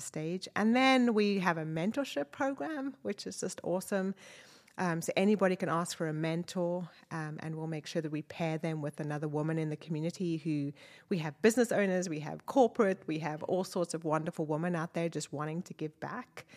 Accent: South Africa; moved away as an adult; also born or lived in Wakefield, United Kingdom; now in Northwest Arkansas, United States; I was born in South Africa and my dad was British, so I had a British passport

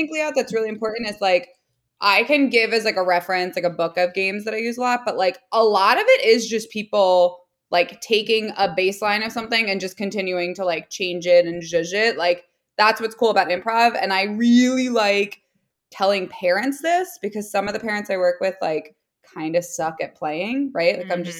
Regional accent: New Jersey, United States; oh, I'm from New Jersey. I used to go into New York a lot.

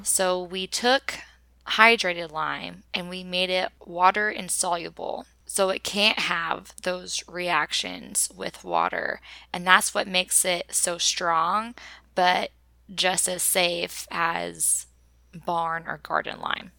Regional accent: Oklahoma, United States; we grew up as farmers in Oklahoma

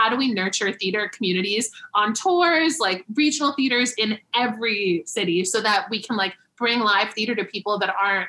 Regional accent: South Florida, United States; I grew up in Florida

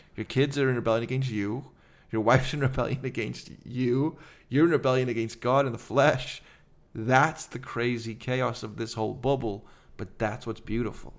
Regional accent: Liverpool, North West England, United Kingdom; now in United States; I'm Liver-, from Liverpool

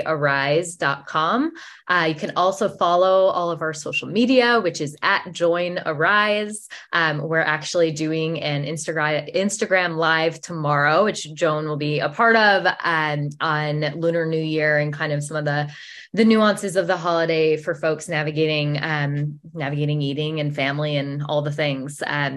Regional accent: Rhode Island, United States; And I grew up in Rhode Island, and it's a large Italian population.

